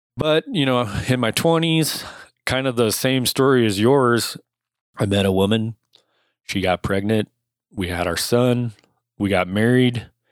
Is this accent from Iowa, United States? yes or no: yes; Cedar Rapids, Iowa, United States; I was born in Cedar Rapids, Iowa, raised in Cedar Rapids, Iowa for most of my childhood